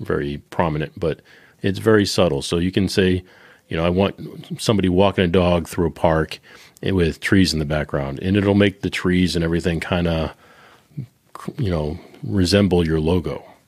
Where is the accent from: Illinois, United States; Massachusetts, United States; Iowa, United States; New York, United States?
Massachusetts, United States; Boston; I'm from Boston